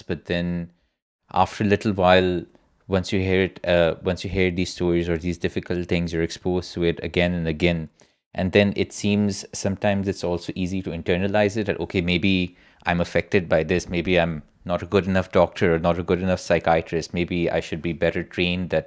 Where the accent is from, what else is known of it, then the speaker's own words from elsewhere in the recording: Pakistan; moved away; my home country in Pakistan